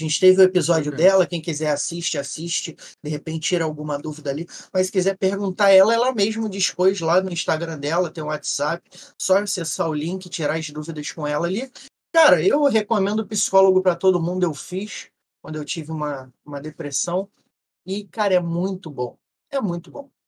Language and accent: Portuguese; Rio de Janeiro, Brazil; eu como legítimo carioca, eu gosto de falar o português, mais claro possível